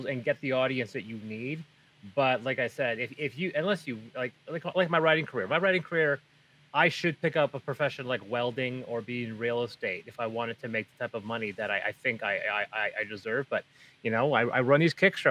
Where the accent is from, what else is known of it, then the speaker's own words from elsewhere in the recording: Prince George, British Columbia, Canada; also born or lived in Azores; Prince George, my hometown